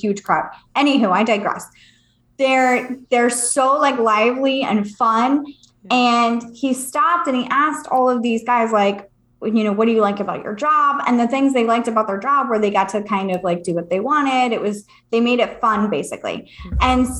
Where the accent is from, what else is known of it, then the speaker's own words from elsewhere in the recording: California, United States; moved away; also born or lived in Virginia Beach; I'm from California